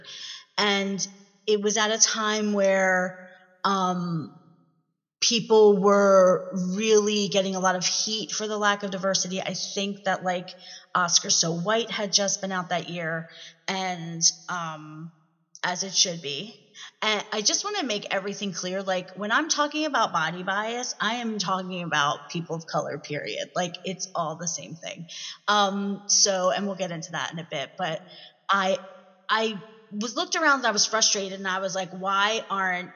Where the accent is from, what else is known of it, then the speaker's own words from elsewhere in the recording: Philadelphia, Pennsylvania, United States; also born or lived in Delaware County, Pennsylvania; I'm from Philly